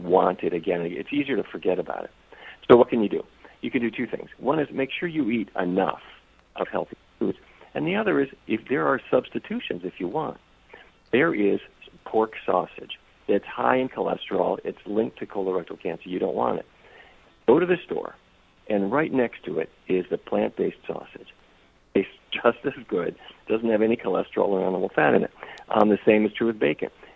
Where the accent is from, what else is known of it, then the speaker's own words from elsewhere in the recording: Fargo, North Dakota, United States; I don't know if you've ever been to Fargo, but that's where I grew up